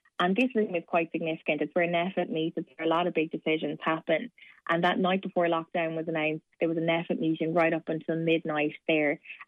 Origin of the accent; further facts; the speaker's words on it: Waterford, Munster, Ireland; also born or lived in Cork; Well, I was born in Cork and raised in Waterford. So my mom is Cork and dad's Waterford. My parents live in Waterford, but I always have to say I'm from both.